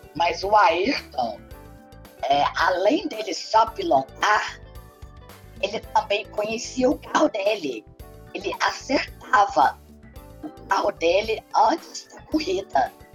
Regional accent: Brazil; eu sou muito brasileira

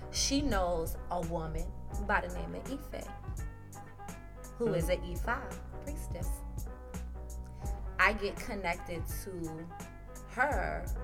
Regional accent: South Carolina, United States; You know, I'm from South Carolina.

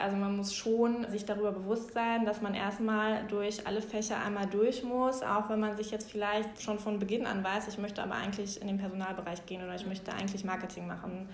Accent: Bochum, North Rhine-Westphalia, Germany; ich bin in Bochum geboren, aufgewachsen

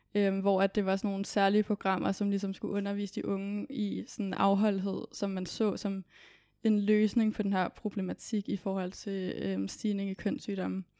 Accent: Copenhagen, Capital Region of Denmark, Denmark; Kommer fra København

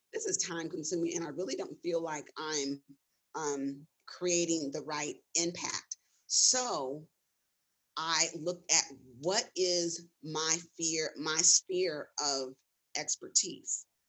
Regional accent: Gardena, California, United States; I'm I'm I'm originally from Los Angeles, specifically Gardena.

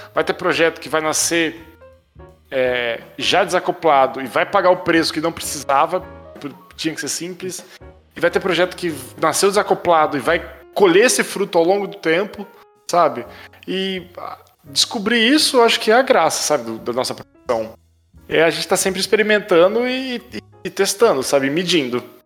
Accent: Brazil; a gente é brasileiro

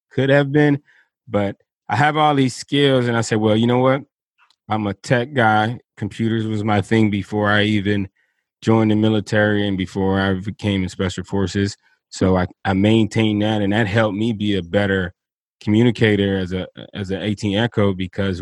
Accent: Miami, Florida, United States; moved away as an adult; I grew up in Dade County, down there in Miami, Florida

